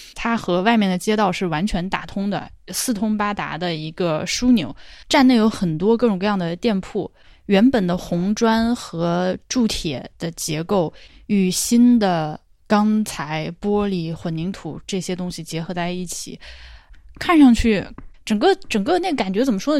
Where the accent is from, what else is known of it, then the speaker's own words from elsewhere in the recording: China; 我作为一个中国人，作为一个游客